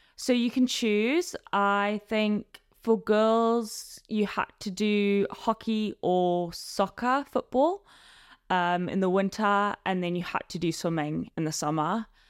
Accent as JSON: {"language": "English", "country": "Zimbabwe", "tie": "born or raised there", "moved": "as an adult", "lives_now": "London, United Kingdom", "said": "I originally grew up in Zimbabwe and now I'm living in London"}